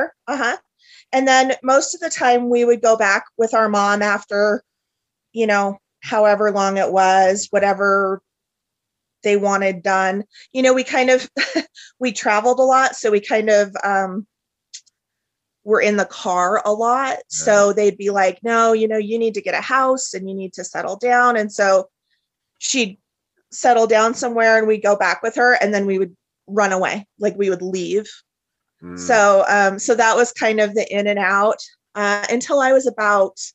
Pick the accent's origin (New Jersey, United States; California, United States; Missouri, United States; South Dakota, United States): South Dakota, United States; also born or lived in Rapid City, South Dakota; now in Wyoming, United States; we lived all over South Dakota. We were raised mostly in foster homes.